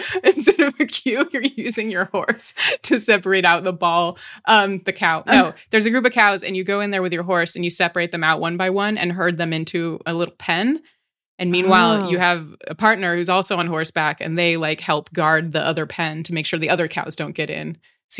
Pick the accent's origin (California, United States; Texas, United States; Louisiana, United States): California, United States; San Dimas; I'm from San Dimas, California, where Bill and Ted's Excellent Adventure was filmed.